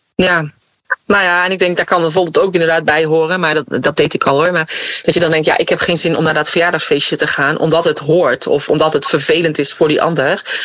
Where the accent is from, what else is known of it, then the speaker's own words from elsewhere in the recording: North Brabant, Netherlands; moved away; ik kom uit Brabant, waar je bijna elk weekend wel een verjaardag hebt